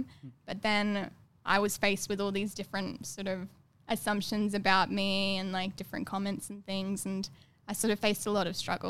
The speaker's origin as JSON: {"language": "English", "town": "Brisbane", "region": "Queensland", "country": "Australia", "tie": "born or raised there", "also_born_or_lived": "London", "moved": "as an adult", "said": "So they came here when I was two. And then I grew up in Brisbane for most of my life."}